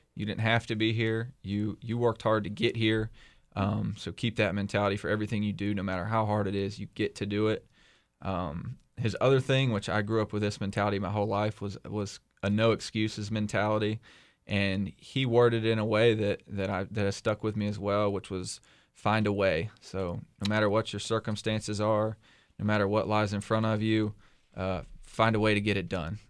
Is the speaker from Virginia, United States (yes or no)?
yes; Bedford County, South Central Virginia, United States; I moved to Bedford County when I was 10 years old and um, grew up here